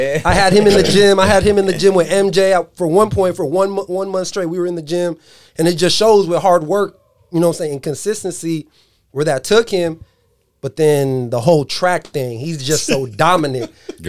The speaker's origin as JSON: {"language": "English", "town": "San Diego", "region": "California", "country": "United States", "moved": "as an adult", "said": "I'm not from this area. My wife is from Dixon. Coach Jopie is from Dixon. I'm from San Diego."}